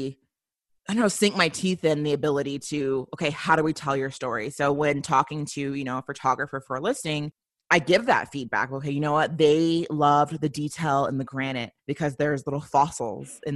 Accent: Colorado, United States; also born or lived in Memphis, Tennessee; But for the most part, I really was raised, I think the latter part of my childhood was really based in Colorado.

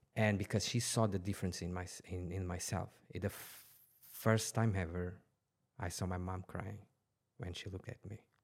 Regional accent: Portugal; now in Dubai, United Arab Emirates; I was born in, in Portugal, t, uh, twenty minutes from Lisbon.

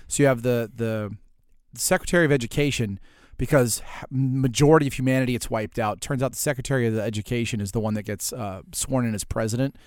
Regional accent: New Orleans, Louisiana, United States; I come from New Orleans

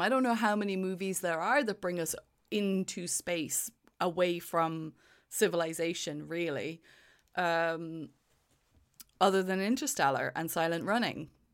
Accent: Ireland; now in United Kingdom; Ireland is my home. I live in the U K, but it's, Ireland is my home. I am Irish.

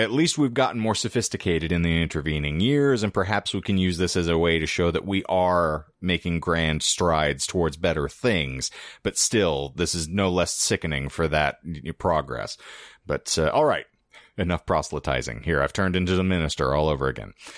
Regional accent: United States; we, as the American public

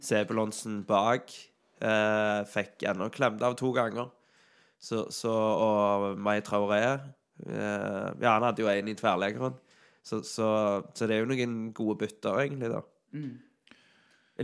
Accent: Sandal, Rogaland, Norway; jeg er fra Sandal

